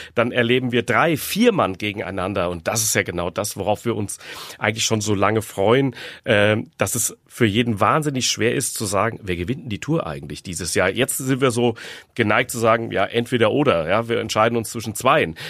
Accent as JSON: {"language": "German", "town": "Frankfurt am Main", "region": "Hesse", "country": "Germany", "tie": "born or raised there", "said": "ich bin aufgewachsen im Frankfurter Stadtteil Hausen"}